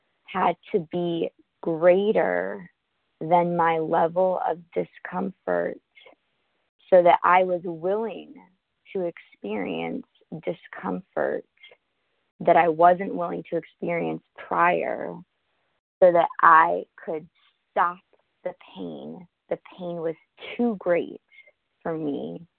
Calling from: New York, United States; I'm calling from Manhattan.

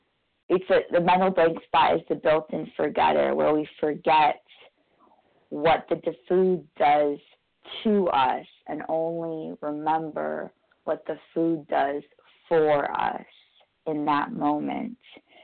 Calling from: New York, United States; I'm calling from New York, New York, gratefully recovered compulsive overeater.

